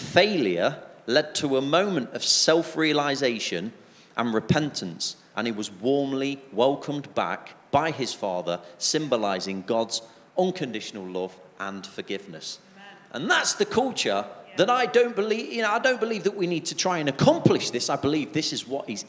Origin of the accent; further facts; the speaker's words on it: England, United Kingdom; especially being English